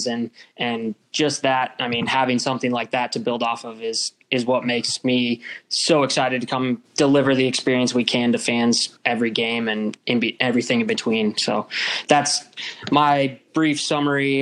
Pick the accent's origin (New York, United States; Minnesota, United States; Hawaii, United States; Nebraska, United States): Nebraska, United States; Omaha; moved away as an adult; also born or lived in San Jose, California; my hometown area